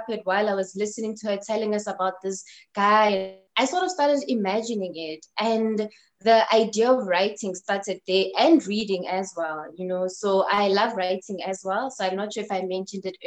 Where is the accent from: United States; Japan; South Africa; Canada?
South Africa; I am a South African booktuber and a South African bookstagrammer